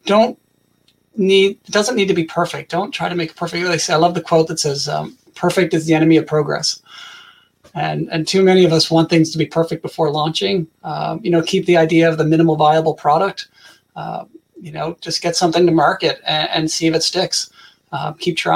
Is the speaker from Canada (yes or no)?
yes; Canada; I'm from Canada